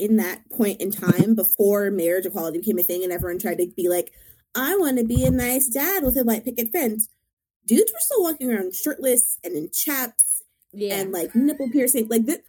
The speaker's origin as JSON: {"language": "English", "town": "Los Angeles", "region": "California", "country": "United States", "tie": "born or raised there", "said": "I grew up in LA with like super super out super super queer people all the time."}